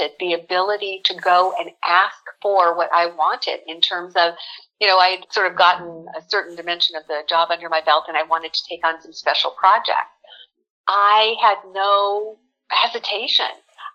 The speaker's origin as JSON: {"language": "English", "town": "South Pasadena", "region": "California", "country": "United States", "tie": "born or raised there", "said": "I was born here in Southern California. I'm one of those rare Southern California natives. Grew up in South Pasadena"}